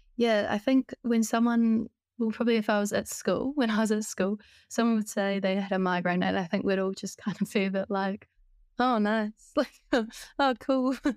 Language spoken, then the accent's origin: English; Christchurch, Canterbury, New Zealand; moved away as an adult; now in Auckland, New Zealand; I was born and raised in Christchurch in New Zealand, but I moved to Auckland when I was nineteen years old